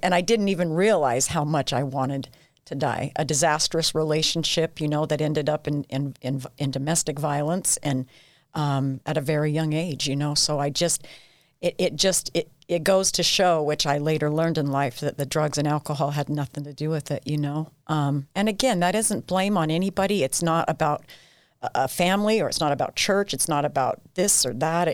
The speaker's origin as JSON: {"language": "English", "town": "Ephraim", "region": "Utah", "country": "United States", "tie": "born or raised there", "also_born_or_lived": "St. George, Utah", "said": "I grew up, uh, yeah, in Ephraim, absolutely loved it."}